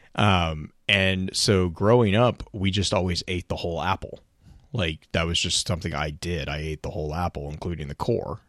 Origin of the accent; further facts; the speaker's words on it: the South, United States; also born or lived in West Texas; growing up in the South